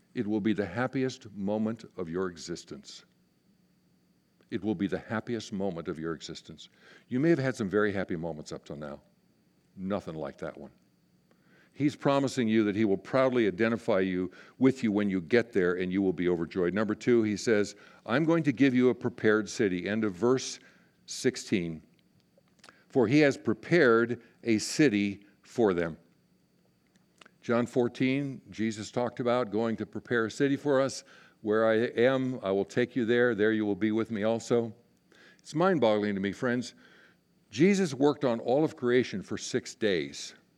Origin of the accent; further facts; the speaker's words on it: Inner Mountain West, United States; moved away as an adult; I was raised in the Inner Mountain West